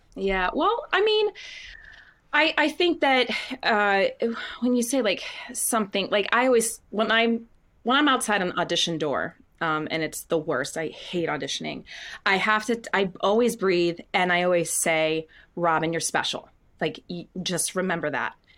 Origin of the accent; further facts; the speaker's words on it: Windham, Maine, United States; moved away; also born or lived in Scarborough, Maine; I grew up in Wyndham, Maine